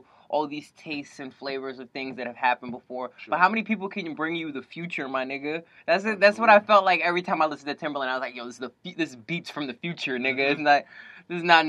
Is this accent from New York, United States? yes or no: yes; New York City, New York, United States; a nigga that grew up in Uptown Manhattan